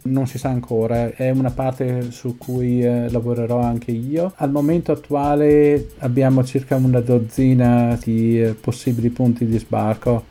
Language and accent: Italian; Trento, Trentino-Alto Adige, Italy; moved away as an adult; now in Pasadena, United States; Sono partito da Trento nel 92. Ora dove vivi? Vicino a Pasadena, che è un sobborgo di Los Angeles, in California.